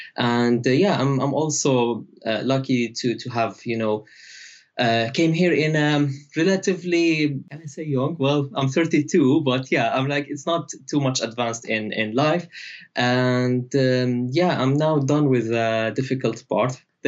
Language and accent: English; Idlib, Idlib Governorate, Syria; moved away as an adult; also born or lived in Aleppo, Syria / Egypt / Turkey; now in United Kingdom; Yeah, so I'm from Syria. And I grew up in a small city called Idlib, which is now famous or infamous like for war, unfortunately.